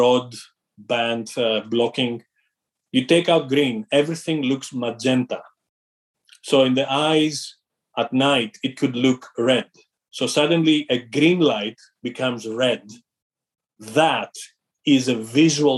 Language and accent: English; Greece; moved away as an adult; also born or lived in London; I'm originally from Greece. I grew up in a family that was very entrepreneurial